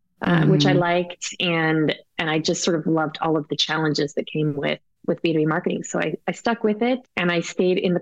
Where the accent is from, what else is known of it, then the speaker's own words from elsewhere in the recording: Colorado, United States; I was from Colorado